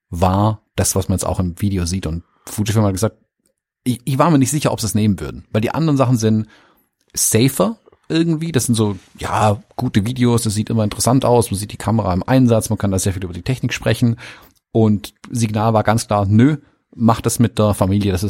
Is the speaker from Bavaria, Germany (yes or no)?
no; Baden-Württemberg, Germany; Hallo, bin ja Schwabe